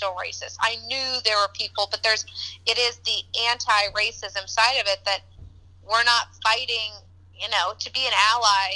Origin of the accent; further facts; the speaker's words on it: Kansas, United States; now in Chicago, United States; I'm from Kansas